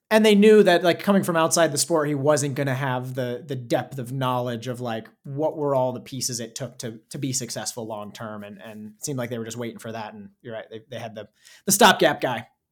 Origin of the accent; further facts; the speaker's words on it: Arizona, United States; Growing up in Arizona